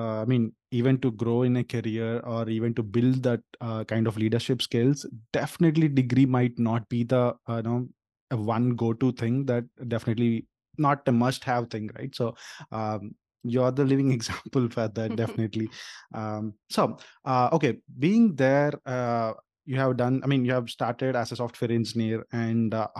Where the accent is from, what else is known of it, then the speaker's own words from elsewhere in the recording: India; moved away as an adult; now in United States; as an Indian